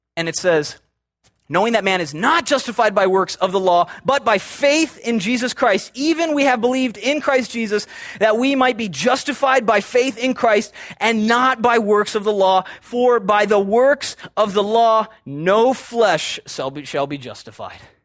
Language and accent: English; Chicago, Illinois, United States; I'm from Chicago